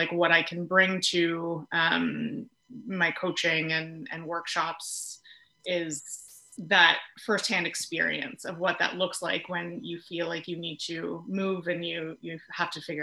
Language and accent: English; Peterborough, Ontario, Canada; moved away as an adult; also born or lived in Quebec / Toronto; I grew up in Peterborough, so was primarily there and then went to Quebec for 4 years for school. And then I was in Toronto for 10 years